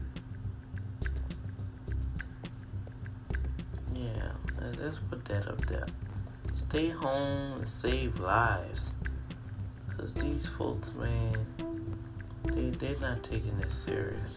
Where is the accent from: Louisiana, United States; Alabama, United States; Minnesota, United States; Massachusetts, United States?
Louisiana, United States; New Orleans; New Orleans, my hometown